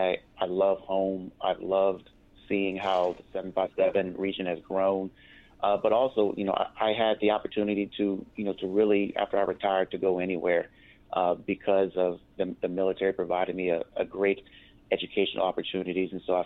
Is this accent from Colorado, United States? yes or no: no; Virginia Beach, Virginia, United States; also born or lived in Louisiana; as a child, I played sports here in Virginia Beach. I grew up here and lived here.